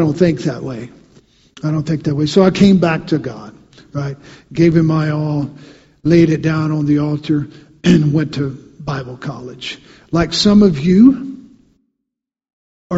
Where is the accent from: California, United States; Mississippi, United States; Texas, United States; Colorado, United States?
Mississippi, United States; I grew up in Mississippi. I remember growing up in Mississippi as a kid